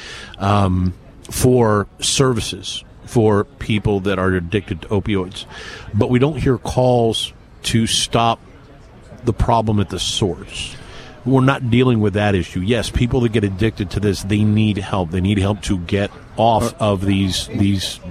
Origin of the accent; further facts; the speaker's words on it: outside of Philadelphia, Pennsylvania, United States; now in Tri-Cities, Washington, United States; I grew up on the East Coast, not a couple hours from here. I grew up outside of Philadelphia.